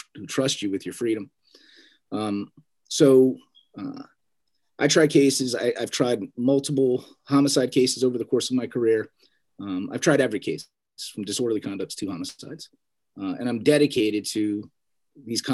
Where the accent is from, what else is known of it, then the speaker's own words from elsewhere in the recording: Allentown, Pennsylvania, United States; I was born and raised in Allentown, Pennsylvania, on the eastern side of the state